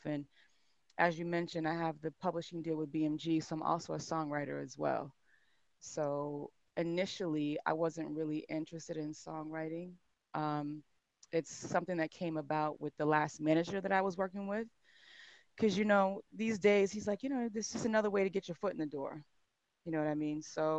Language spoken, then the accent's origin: English; Massachusetts, United States; moved away as an adult; also born or lived in Atlanta; I grew up in Massachusetts, grew up in the church